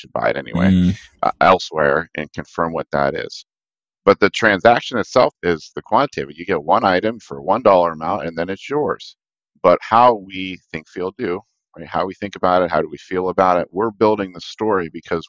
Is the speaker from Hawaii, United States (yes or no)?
no; Pittsburgh, Pennsylvania, United States; now in Cleveland, United States; They're in Pittsburgh, so I gotta rep my hometown here